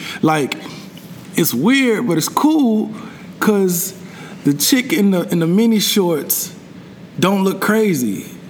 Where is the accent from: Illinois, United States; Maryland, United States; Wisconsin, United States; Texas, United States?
Texas, United States; Houston; living in Houston, growing up in Houston. I went to school not too far from Houston, like 2.5 hours. But uprooting and moving to New York